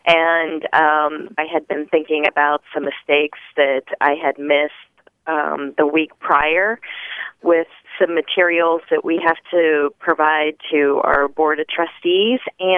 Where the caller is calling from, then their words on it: Bethesda, Maryland, United States; Bethesda, Maryland.